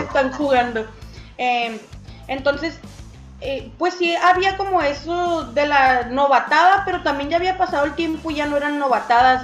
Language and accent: Spanish; Mexicali, Baja California, Mexico; De aquí de Mexicali, Mexicali, Baja California, aquí nací y aquí he vivido pues toda mi vida